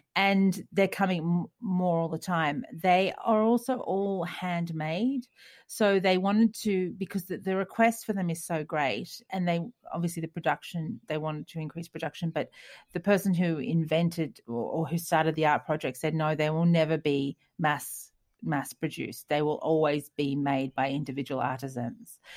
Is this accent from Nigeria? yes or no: no; Australia; moved away; we're Australian